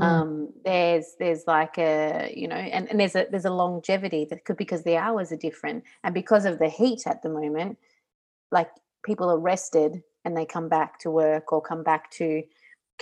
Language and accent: English; Australia; moved away as an adult; now in Italy; Growing up in Australia